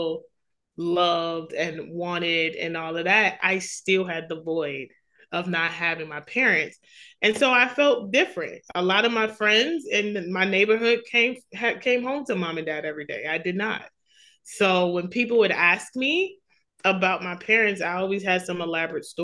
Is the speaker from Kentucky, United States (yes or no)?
no; New York City, New York, United States; I grew up in Queens, New York